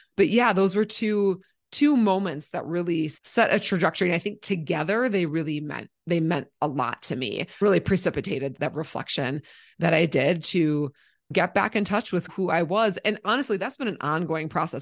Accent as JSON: {"language": "English", "region": "Minnesota", "country": "United States", "tie": "born or raised there", "moved": "yes", "lives_now": "Colorado, United States", "said": "I grew up in Minnesota"}